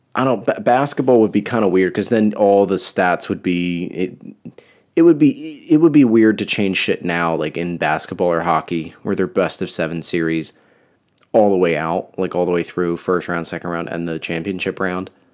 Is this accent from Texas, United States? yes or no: no; New Jersey, United States; I'm from New Jersey.